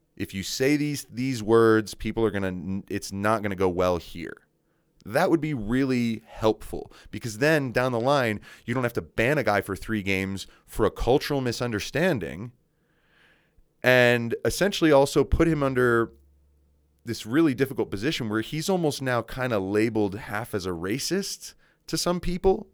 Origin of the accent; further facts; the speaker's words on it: United States; Soy Americano. I'm American